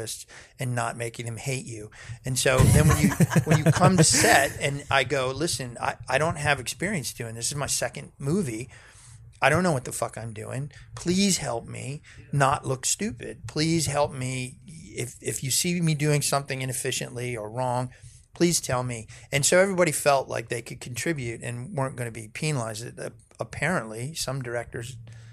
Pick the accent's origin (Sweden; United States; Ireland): United States; Fort Washington, Maryland; moved away; also born or lived in Baltimore, Maryland / Richmond, Virginia / Chestertown, Maryland; I'm from Fort Washington. Yeah. Right outside of D.C.